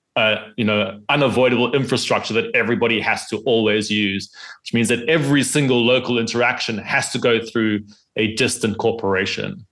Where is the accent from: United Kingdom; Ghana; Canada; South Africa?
South Africa; my home country of South Africa